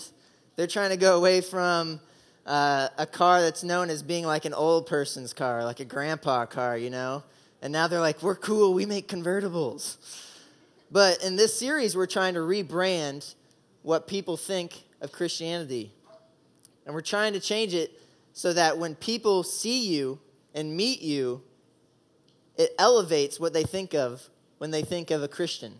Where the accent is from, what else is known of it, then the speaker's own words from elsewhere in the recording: Oklahoma, United States; moved away as an adult; also born or lived in Indiana; I grew up in Oklahoma